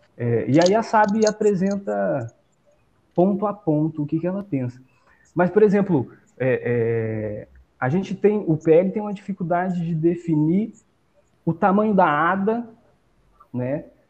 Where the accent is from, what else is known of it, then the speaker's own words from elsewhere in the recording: Brazil; A gente, como brasileiro, como brasileira, como povo brasileiro